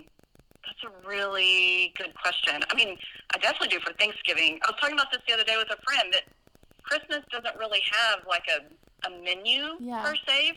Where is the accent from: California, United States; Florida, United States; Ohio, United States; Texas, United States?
Texas, United States; Morgan Mill; I grew up mostly in a tiny town, just a few hours from here called Morgan Mill, Texas. About 300 people.